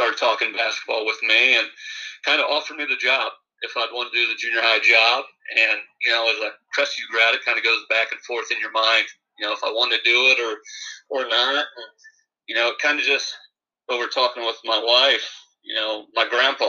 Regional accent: Convoy, Ohio, United States; Growing up in Convoy, you know, it was nice.

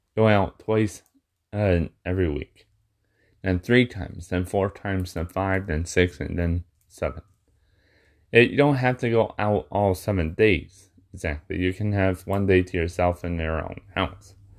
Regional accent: Michigan, United States; being in my hometown where I'm at, you know, like in in Michigan.

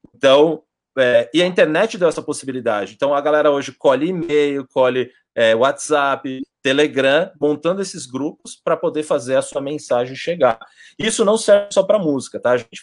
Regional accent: Brazil; moved away; nós brasileiros

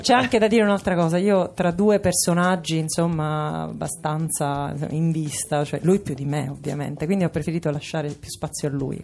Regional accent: Sicily, Italy; sono siciliana

